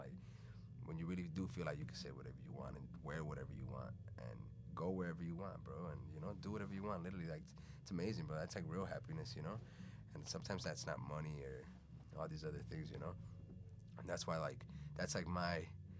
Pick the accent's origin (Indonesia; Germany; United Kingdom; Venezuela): Venezuela; English is a second language; now in United States; Maybe because I came from Venezuela and it was like a big culture shock and I knew that there was something else.